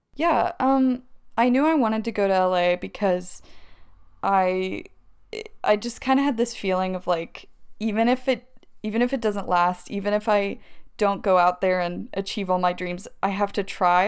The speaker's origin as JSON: {"language": "English", "town": "Maryville", "region": "Tennessee", "country": "United States", "also_born_or_lived": "Alabama / Los Angeles", "moved": "as an adult", "said": "I'm from Maryville, Tennessee, which is where I met you."}